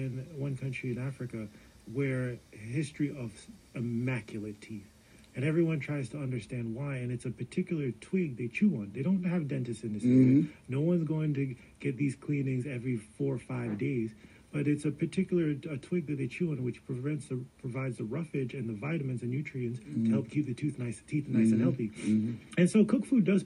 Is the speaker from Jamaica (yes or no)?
yes; Jamaica; as a Jamaican